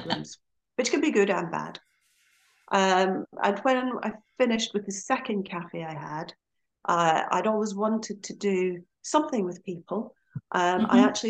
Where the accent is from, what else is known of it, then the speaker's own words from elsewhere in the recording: Aberdeen, Scotland, United Kingdom; now in Skipton, United Kingdom; as you may have gathered from my accent, I'm not from here originally. I'm actually from Aberdeen in Scotland